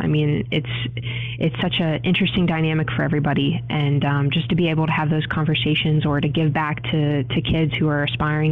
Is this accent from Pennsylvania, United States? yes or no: yes; Pittsburgh, Pennsylvania, United States; I'm born and raised in Pittsburgh